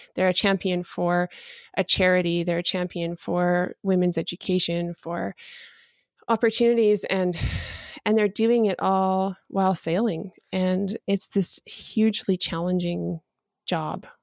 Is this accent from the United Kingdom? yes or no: no; Calgary, Alberta, Canada; I'm from Calgary, Alberta.